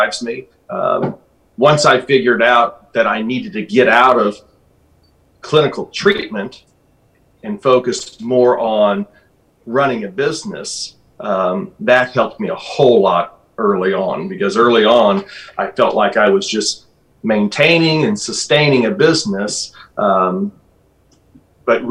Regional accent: Alton, United States; This is my hometown. The town of Alton is about 30,000 people

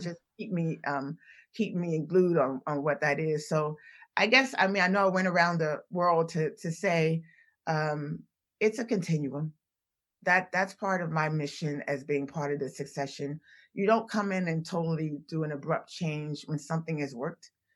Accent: Washington, District of Columbia, United States; moved away as an adult; also born or lived in Philadelphia; I'm originally from Washington, D C.

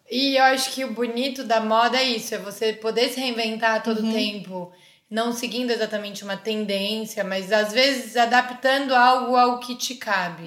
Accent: Campinas, São Paulo, Brazil; moved away as an adult; now in São Paulo, Brazil; sou de Campinas, uma cidade perto de São Paulo

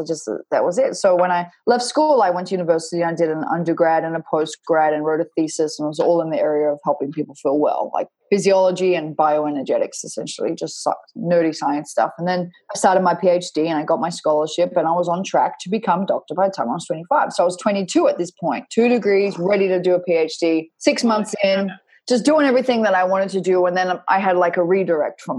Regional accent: Perth, Western Australia, Australia; moved away; I grew up in Perth, Western Australia.

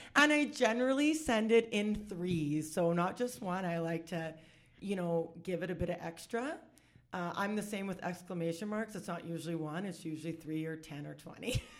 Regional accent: Saskatoon, Saskatchewan, Canada; I'm born and raised in Saskatoon

